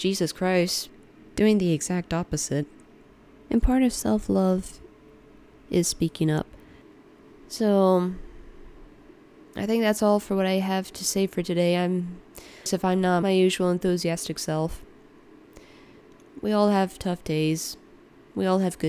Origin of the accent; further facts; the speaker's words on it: United States; me being an American born, second generation American, but raised in a Ukrainian upbringing